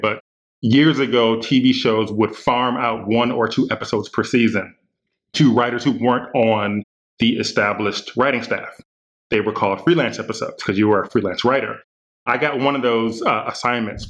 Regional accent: Milwaukee, Wisconsin, United States; also born or lived in Atlanta; now in Los Angeles, United States; I'm from Milwaukee, Wisconsin, originally, and I've been in LA for just under 20 years now.

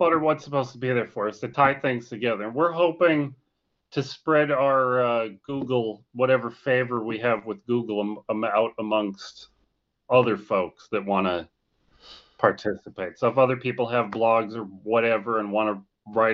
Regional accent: Scranton, Pennsylvania, United States; moved away; I'm from Scranton, Pennsylvania

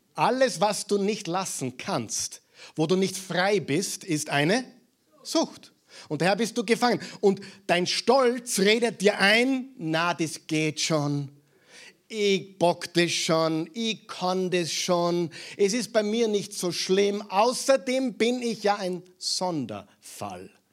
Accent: Mühlviertel, Upper Austria, Austria; moved away; Ich bin Müllviertler und beide Elternteile sind gebürtige Saarlandsbacher

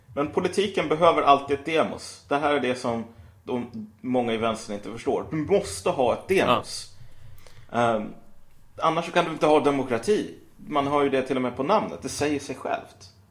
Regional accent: Sweden; vi är svenskar, vi som bor i Sverige och har svenskt medborgarskap och typ talar svenska, kallar oss själva svenskar

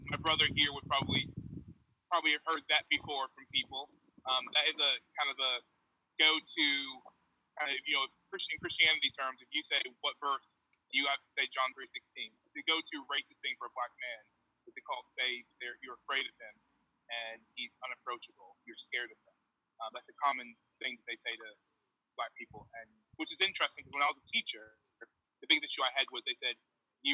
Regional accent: Chicago, Illinois, United States; moved away as an adult; now in Durham, United Kingdom; I was raised in Chicago by Jehovah's Witness parents

